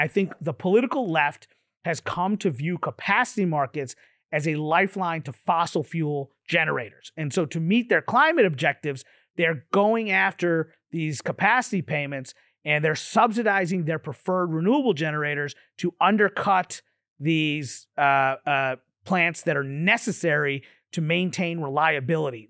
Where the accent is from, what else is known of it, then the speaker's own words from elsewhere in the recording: Kentucky, United States; moved away as an adult; I'm from Kentucky originally